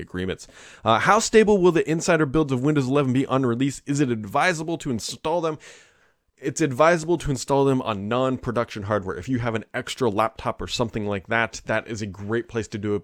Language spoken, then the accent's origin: English; Cincinnati, Ohio, United States; I'm from Cincinnati